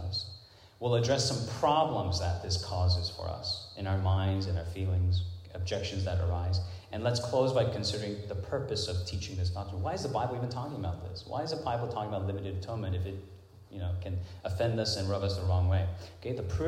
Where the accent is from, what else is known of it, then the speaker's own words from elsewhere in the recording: Hong Kong; moved away; when I was growing up in Hong Kong